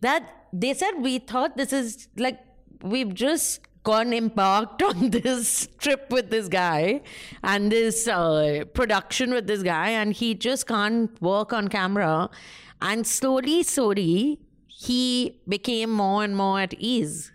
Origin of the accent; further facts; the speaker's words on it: West Bengal, India; I'm from Bengal, a poor